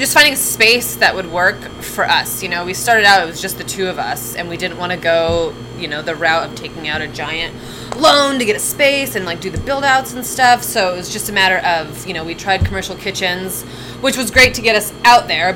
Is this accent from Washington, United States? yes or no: yes; outside of Seattle, Washington, United States; also born or lived in California; We moved, from California when I was pretty young, and then to a little smaller town outside of Seattle